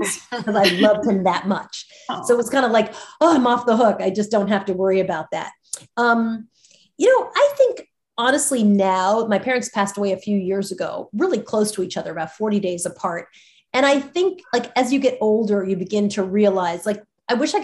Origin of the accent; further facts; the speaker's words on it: New York, United States; I'm a New Yorker